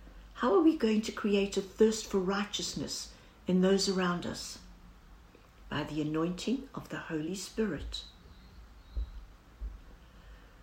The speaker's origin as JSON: {"language": "English", "country": "South Africa", "said": "As every South African will know"}